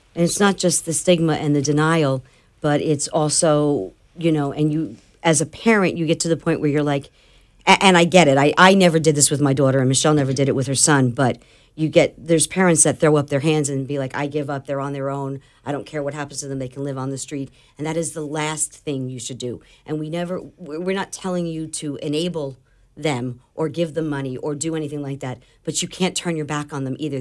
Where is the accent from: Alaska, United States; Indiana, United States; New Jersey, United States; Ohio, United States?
New Jersey, United States; now in Florida, United States; I'm from New Jersey, so I'm as blunt as they come.